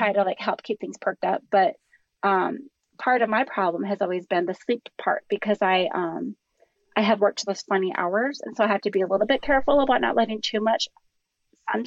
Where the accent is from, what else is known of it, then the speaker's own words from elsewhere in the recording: Minnesota, United States; I'm from Minnesota